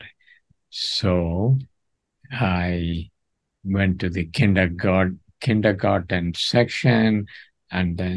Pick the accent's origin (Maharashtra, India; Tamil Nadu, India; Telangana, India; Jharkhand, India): Tamil Nadu, India; Chennai; moved away; I come from Chennai, Madras, in Tamil Nadu, which is a state in South India